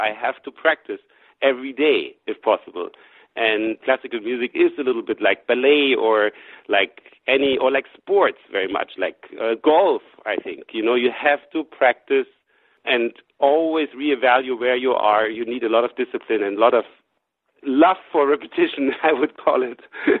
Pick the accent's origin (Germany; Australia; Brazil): Germany; She was a student in Boston. I came from Germany, and we met.